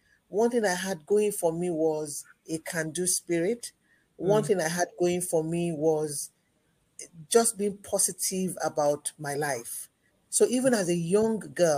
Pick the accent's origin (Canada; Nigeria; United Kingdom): Nigeria; Ibadan, Oyo; I grew up with an intellectual background, both in the home and the society that I grew up in the University of Ibadan